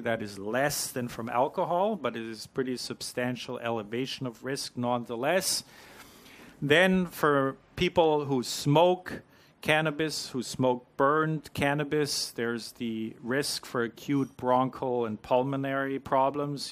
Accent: Canada; moved away as an adult; now in New Zealand; I'm not a Kiwi. I'm an import from Canada. I've been here for less than a year

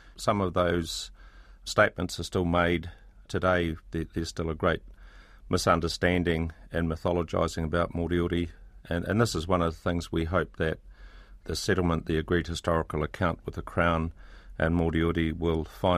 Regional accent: Temuka, Canterbury, New Zealand; I grew up in Te Umu Kaha, or Tamuka as it's now known, about 100 miles south of Christchurch.

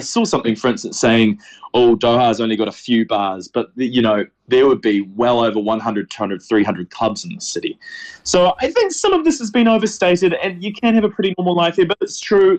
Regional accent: New Zealand; moved away; I'm from New Zealand.

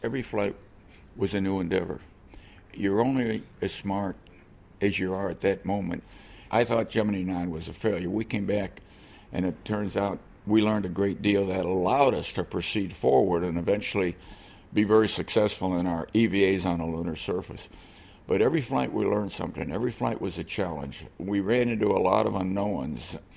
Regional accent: Chicago, Illinois, United States; I grew up in Chicago

